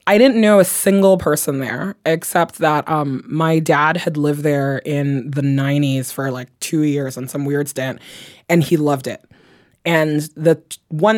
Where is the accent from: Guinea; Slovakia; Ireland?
Guinea; also born or lived in Belgium; now in Washington, D.C., United States; I'm actually from Guinea.